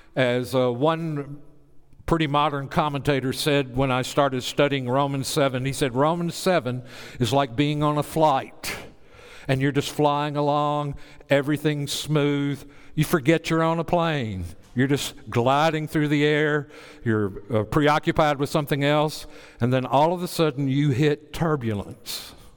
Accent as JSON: {"language": "English", "area": "Bible Belt", "region": "the South", "country": "United States", "tie": "born or raised there", "said": "I grew up in the Bible Belt."}